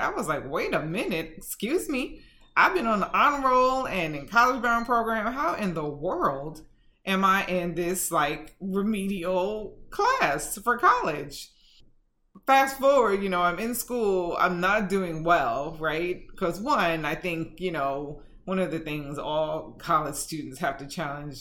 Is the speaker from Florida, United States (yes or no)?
no; New York City, New York, United States; I grew up in Bedford-Stuyvesant, Brooklyn, back in the day